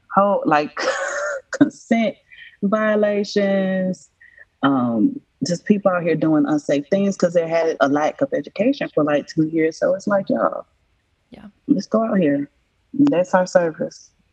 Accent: Atlanta, Georgia, United States; born or raised there

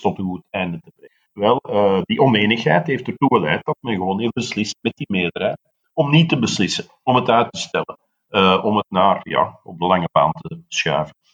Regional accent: Flanders, Belgium; wij hebben als Vlamingen, en ik spreek nu uit de Vlamingen buiten Brussel

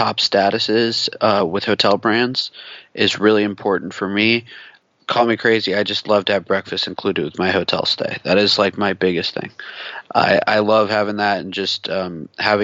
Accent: West Coast, United States; growing up on the West Coast

